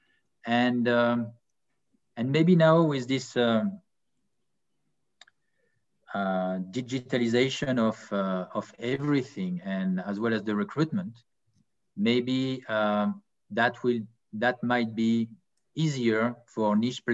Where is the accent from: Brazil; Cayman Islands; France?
France; Annecy, Auvergne-Rhône-Alpes; also born or lived in French Riviera; I was born in Annecy in France, so it's near the Alps.